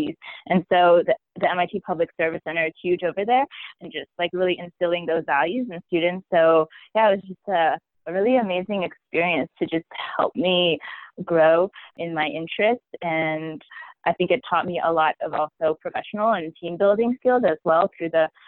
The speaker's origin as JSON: {"language": "English", "area": "Bay Area", "region": "California", "country": "United States", "tie": "born or raised there", "moved": "as an adult", "said": "I grew up in the Bay Area my whole life"}